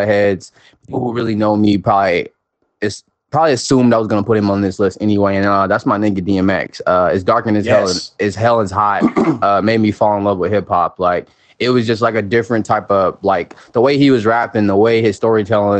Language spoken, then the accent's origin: English; the South, United States; I'm a Southerner